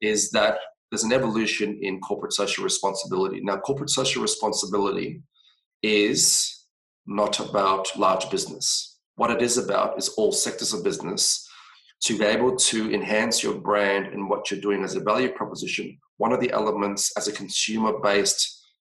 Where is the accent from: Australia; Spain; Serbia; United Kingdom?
Australia; we're Australians